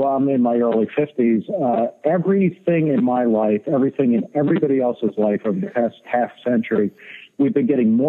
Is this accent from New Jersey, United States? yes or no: yes; Middletown, New Jersey, United States; also born or lived in Brooklyn, New York; I was born in Brooklyn, New York in 1963, and I was raised in Middletown, New Jersey.